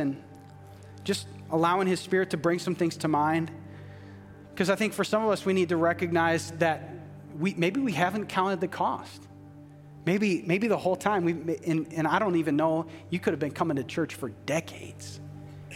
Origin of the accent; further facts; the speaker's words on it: Minnesota, United States; a white male growing up in Minnesota